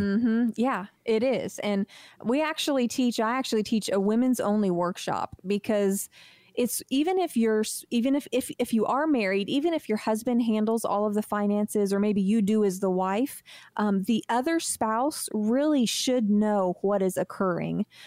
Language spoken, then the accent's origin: English; United States; We're American